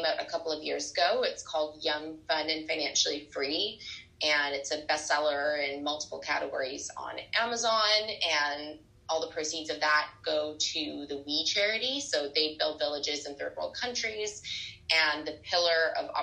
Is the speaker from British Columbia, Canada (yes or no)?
yes; Vancouver, British Columbia, Canada; moved away as an adult; also born or lived in Toronto / London / California / Southern France; now in New York, United States; I am a Canadian girl living in New York